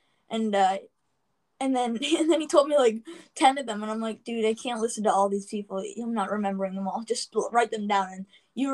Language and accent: English; Canada; my mom's from Scotland fully, and I'm Canadian and Scottish